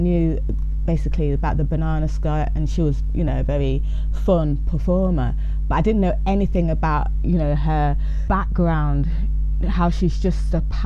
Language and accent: English; Leicester, East Midlands, United Kingdom; Born and bred in Leicester.